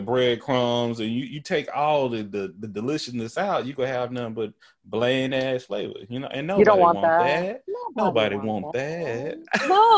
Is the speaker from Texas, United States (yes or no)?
yes; Tyler, Texas, United States; accent: country; also born or lived in Houston; I'm country. I'm from Texas. I use ain't